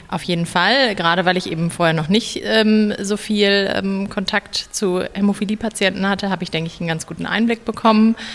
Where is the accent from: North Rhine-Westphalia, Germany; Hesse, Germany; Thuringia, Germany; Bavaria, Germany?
North Rhine-Westphalia, Germany; Düsseldorf; Ich komme aus Düsseldorf.